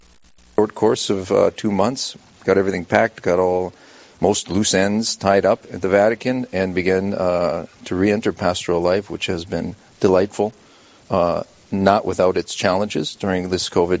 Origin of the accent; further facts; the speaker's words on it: United States; moved away as an adult; also born or lived in Rome, Italy; This is my hometown. Born and raised in this beautiful city. Graduated from St. Mary's Central High School at the age of 18